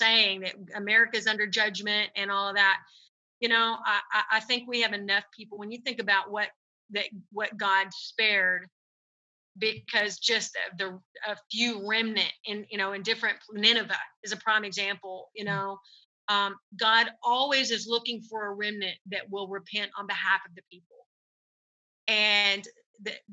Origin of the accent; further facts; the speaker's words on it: United States; we as American Christians